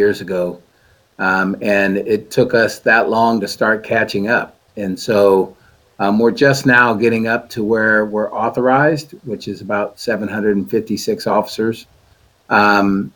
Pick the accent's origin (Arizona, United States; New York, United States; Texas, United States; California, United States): California, United States; Sacramento; I was born and raised here. I've lived here my whole life